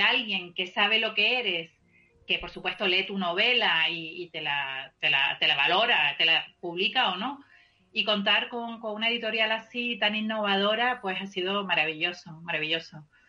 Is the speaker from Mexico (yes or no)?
no; Canary Islands, Spain; yo soy canaria